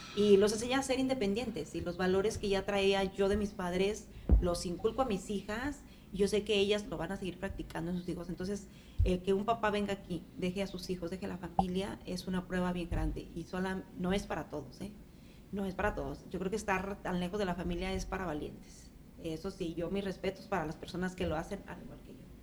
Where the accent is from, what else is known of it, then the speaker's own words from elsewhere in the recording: Mexico; moved away as an adult; now in Nashville, United States; sí salía yo para, para México, eh, regresaba a ver a la familia